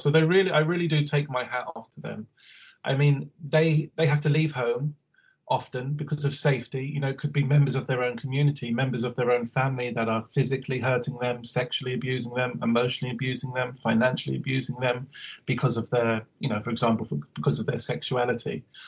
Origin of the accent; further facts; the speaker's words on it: Harrow, London, United Kingdom; I'm from Harrow, Northwest London